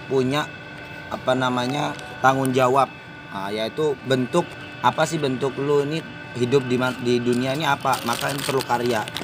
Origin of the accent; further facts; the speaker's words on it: East Java, Indonesia; Gue asal dari Jawa Timur ya kan.